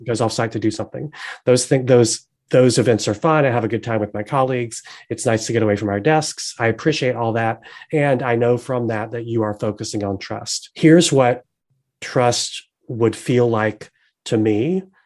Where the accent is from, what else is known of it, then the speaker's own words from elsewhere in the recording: the South, United States; also born or lived in North Carolina; I'm from the South